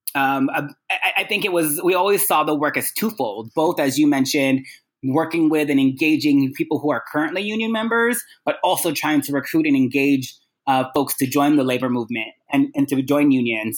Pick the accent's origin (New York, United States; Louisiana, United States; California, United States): California, United States; Sacramento; also born or lived in Guam; spent my time growing up in Sacramento, California, after being born in Guam